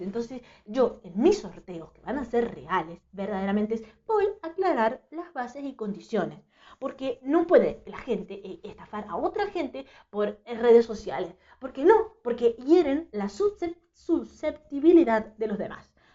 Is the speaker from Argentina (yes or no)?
yes; Mendoza, Argentina; soy de Mendoza